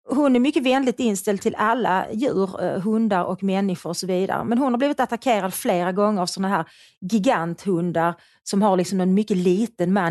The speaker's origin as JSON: {"language": "Swedish", "region": "Skåne", "country": "Sweden", "accent": "Scanian", "said": "Jag pratar skånska."}